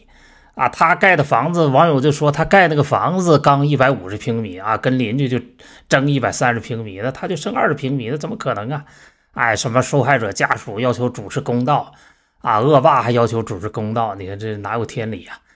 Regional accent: China; 那我们中国人呢是被杀了，这二十年算一代的话，这两千来年啊，被我们被杀了将近一百代了。

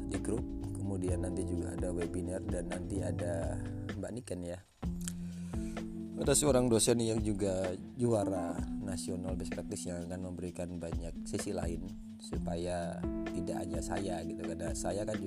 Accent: Lamongan, East Java, Indonesia; saya dari Lamongan

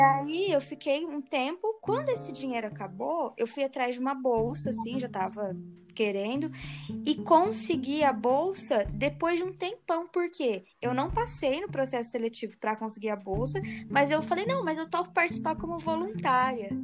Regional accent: Hortolândia, São Paulo, Brazil; also born or lived in Marília; adolescência foi em Hortolândia

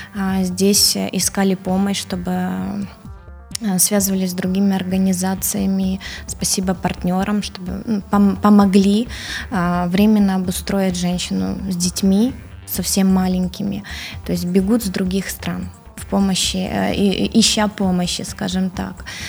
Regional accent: Odesa, Odesa Oblast, Ukraine; Я сама украинка

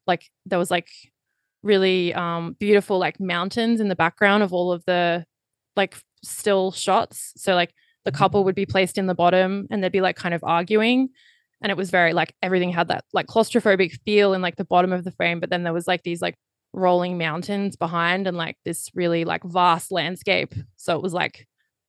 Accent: Australia; everything was very British, even though I grew up in Australia.

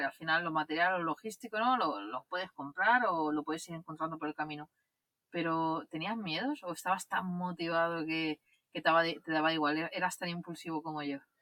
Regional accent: Barcelona, Catalonia, Spain; alquilar un piso aquí en Barcelona, donde yo, de donde yo soy

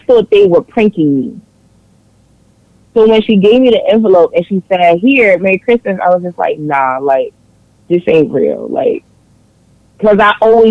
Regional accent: New York City, New York, United States; I'm from New York. I grew up in Harlem

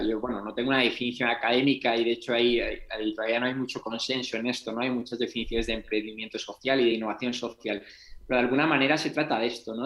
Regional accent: Santander, Cantabria, Spain; moved away as an adult; also born or lived in London / United States; empecé a salir de Santander, de mi tierra en, España

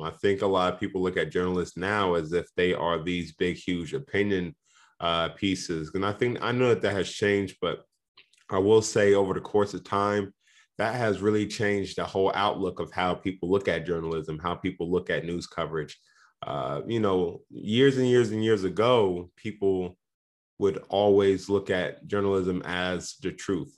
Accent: Indianapolis, Indiana, United States; I'm from Indianapolis

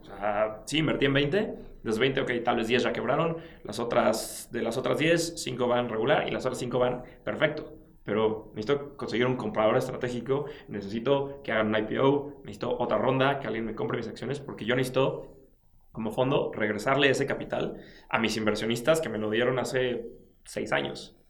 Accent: Mexico; tú y yo somos mexicanos

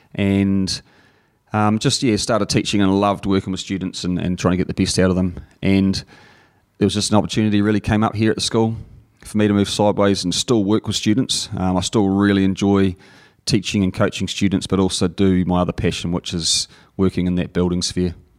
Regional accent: Napier, Hawke's Bay, New Zealand; I grew up in Napier

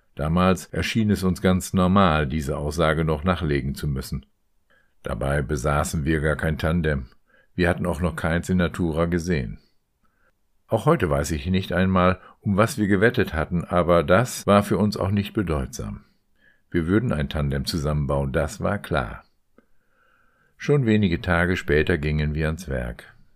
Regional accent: Meppen, Lower Saxony, Germany; moved away; sitzen heute in Meppen, in meinem Geburtsort und meiner früheren Heimat

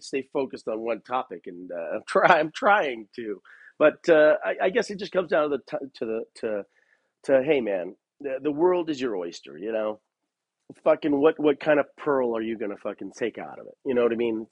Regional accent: Los Angeles, California, United States; moved away as an adult; now in Bend, United States; I'm from Los Angeles, where it's either hot or just not that hot

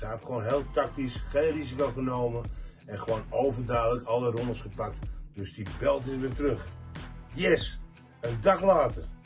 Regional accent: Netherlands

